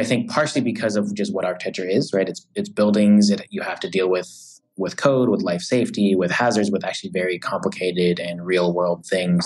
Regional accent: San Diego, California, United States; moved away as an adult; now in New York, United States; I'm from San Diego. So I, I did the whole like first half of my life in California

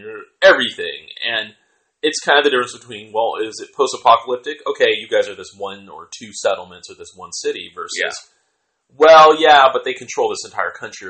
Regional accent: Seattle, Washington, United States; And since I'm from Seattle

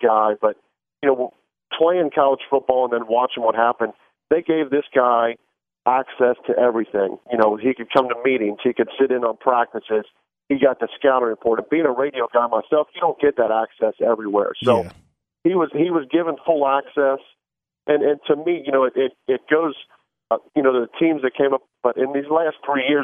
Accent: Cincinnati, Ohio, United States; I want to stay in my hometown. I want to play for Cincinnati

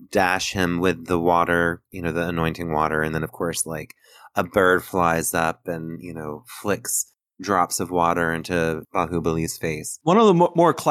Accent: United States

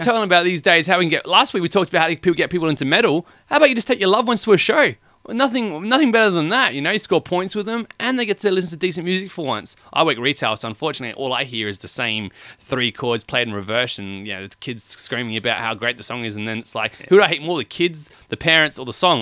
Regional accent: Australia; we are from Australia

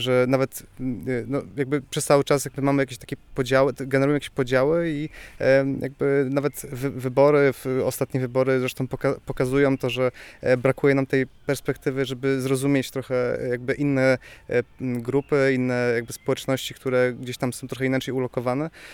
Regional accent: Bytom, Silesian Voivodeship, Poland; now in Katowice, Poland; jako mieszkaniec też, no, może nie jakoś małego miasta, bo Katowic, ale jakby, jakby wychodziłem też, z, czy wychowywałem się w Bytomiu

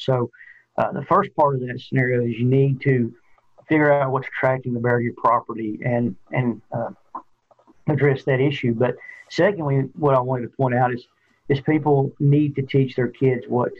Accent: Middle Tennessee, United States; I grew up in Middle Tennessee

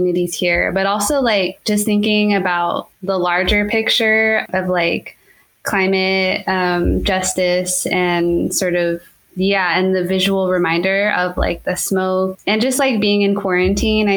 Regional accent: Durango, Colorado, United States; moved away; I'm originally from Durango, Colorado.

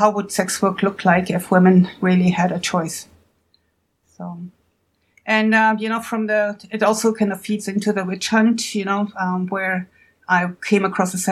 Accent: Germany; now in United States; I'm originally from Germany, but have been in the United States for a long time.

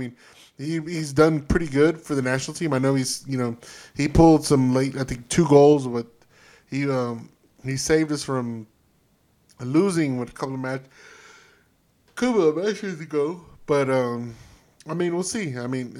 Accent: Texas, United States; because we here in Texas, you see, we're Texas first, we're American second

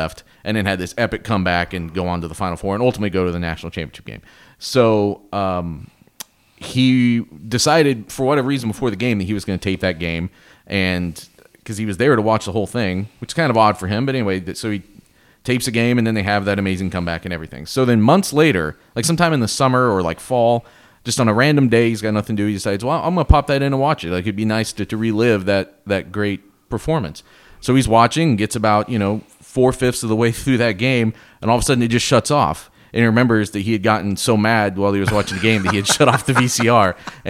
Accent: Illinois, United States; I grew up in Central Illinois.

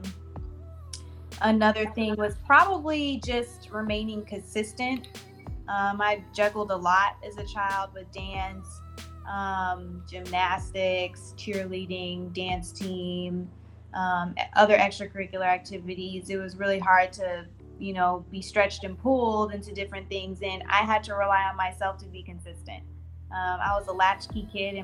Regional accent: Houston, Texas, United States; I'm from Houston, Texas. I'm from the southwest part, mainly Sharpstown, Greater Fondren

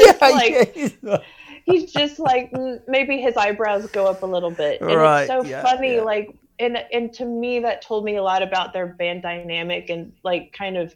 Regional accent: United States; as an American

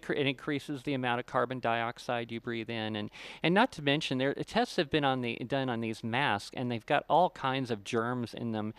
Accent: Ohio, United States; moved away; also born or lived in Florida; I grew up in Ohio

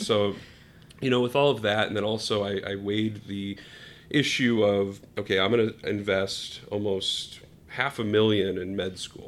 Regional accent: New Hampshire, United States; moved away as an adult; now in Chicago, United States; I was living in New Hampshire on okay. the East Coast, um, and then came out here for school

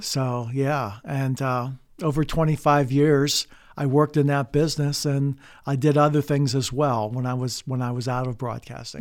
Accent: Oil City, Pennsylvania, United States; I grew up in Oil City.

